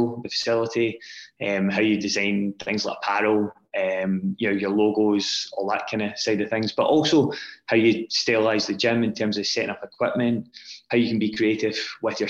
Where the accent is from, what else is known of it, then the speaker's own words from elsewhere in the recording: Scotland, United Kingdom; also born or lived in Glasgow; as a young boy growing up in Scotland